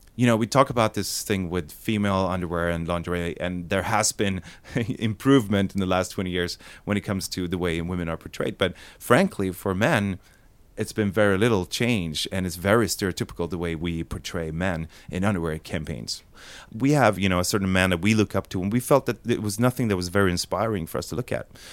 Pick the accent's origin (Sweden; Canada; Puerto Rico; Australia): Sweden; We're from Sweden